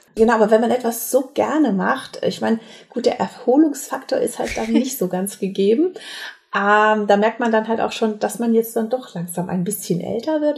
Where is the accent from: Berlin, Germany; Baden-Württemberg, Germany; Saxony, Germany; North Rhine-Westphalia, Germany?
North Rhine-Westphalia, Germany; Herscheid; moved away as an adult; also born or lived in Mainz; now in Bensheim, Germany; ich komme aus dem Sauerland, aus Herscheid. Dort haben meine Eltern eine Minigolfanlage gehabt.